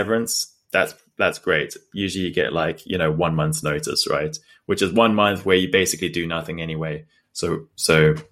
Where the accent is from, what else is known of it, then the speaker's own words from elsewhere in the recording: South Africa; moved away; we grew up in South Africa